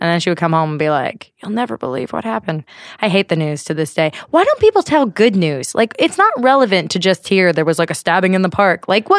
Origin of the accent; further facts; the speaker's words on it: California, United States; Born and raised in the Bay Area. Never moved around.